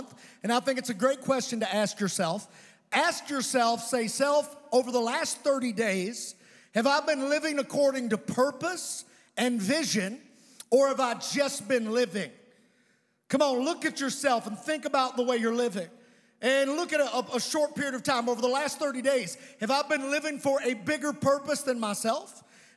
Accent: Providence, Kentucky, United States; I was raised in Providence, Kentucky

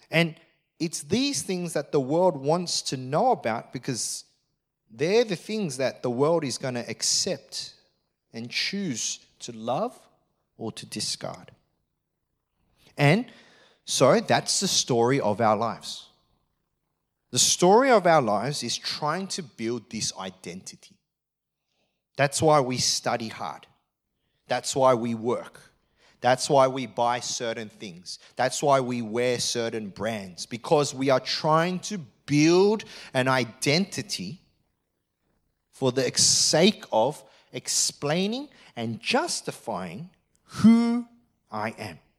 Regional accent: Australia; I am an Australian.

